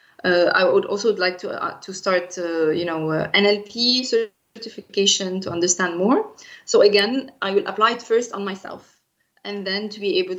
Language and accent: English; Egypt; moved away as an adult; now in Luxembourg; in my native country, which is Egypt